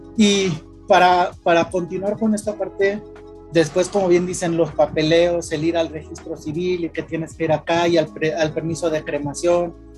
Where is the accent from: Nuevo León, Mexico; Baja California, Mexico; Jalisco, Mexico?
Jalisco, Mexico; Guadalajara; nosotros somos de Guadalajara